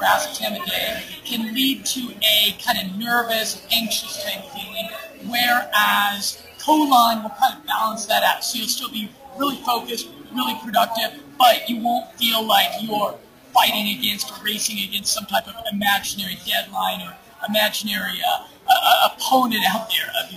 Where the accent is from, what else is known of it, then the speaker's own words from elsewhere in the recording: United States; moved away as an adult; now in Medellin, Colombia; my lifestyle as an American expat living in South America